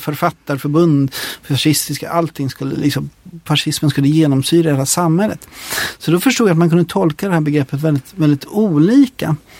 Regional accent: Sweden; jag är svensk

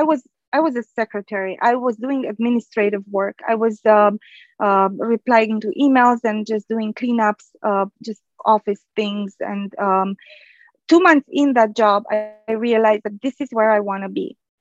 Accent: Romania; born there; English is a second language; So I speak Romanian because I was born in Romania. And back home, I used to be fluent in Spanish and French. And then I had to learn English

